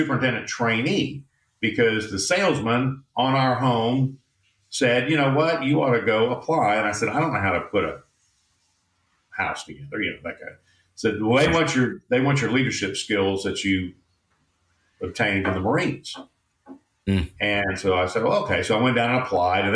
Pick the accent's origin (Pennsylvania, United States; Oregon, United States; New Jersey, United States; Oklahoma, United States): Oklahoma, United States; Tulsa; moved away as an adult; now in Houston, United States; Tulsa was my hometown